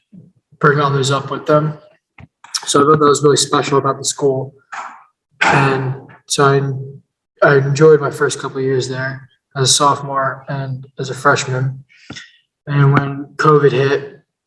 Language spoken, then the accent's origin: English; Phoenixville, Pennsylvania, United States; Growing up in Phoenixville, I feel like in Phoenixville, when I was in middle school and elementary school, I was new